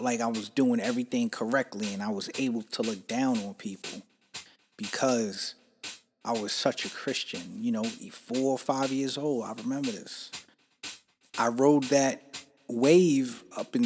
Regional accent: New York City, New York, United States; growing up in New York City and you're Puerto Rican

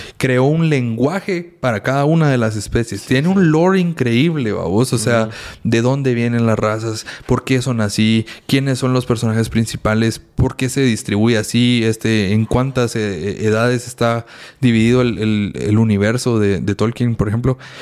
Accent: Guatemala; como guatemaltecos

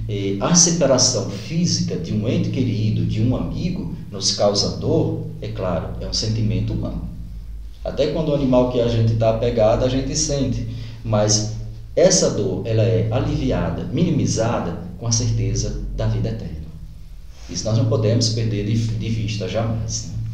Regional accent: Iati, Pernambuco, Brazil; moved away as an adult; also born or lived in São Paulo / Itaberaba, Bahia; now in Guaraniaçu, Brazil; Eu sou natural de Pernambuco, de uma cidadezinha que deve de ter o mesmo número de habitantes aqui de, do município, né, de Guaraniaçu, deve ter no máximo uns 14 mil habitantes. E eu nasci

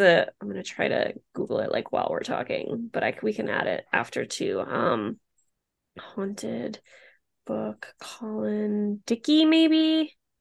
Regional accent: Rhode Island, United States; moved away as an adult; I was born and raised in Rhode Island, left for about ten years, but I'm back now and have been back for ten years.

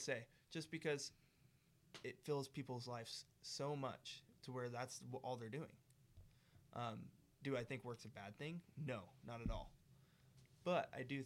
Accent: United States

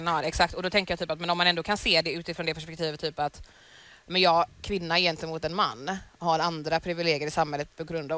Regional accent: Sweden; jag är född i Sverige

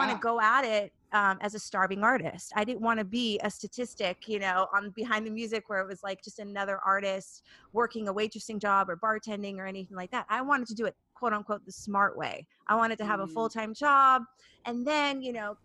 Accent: Los Angeles, California, United States; also born or lived in New York; I'm originally from Los Angeles, so I'm from here. But I left at 30

